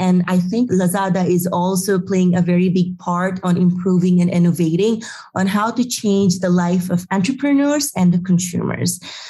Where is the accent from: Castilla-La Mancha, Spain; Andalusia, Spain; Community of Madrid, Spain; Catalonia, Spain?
Community of Madrid, Spain; Madrid; I can run Happy Lab even I am from Madrid.